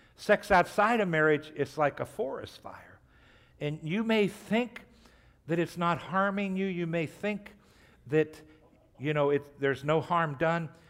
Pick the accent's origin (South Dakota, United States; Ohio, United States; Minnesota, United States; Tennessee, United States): Ohio, United States; Trumbull County; I grew up in Trumbull County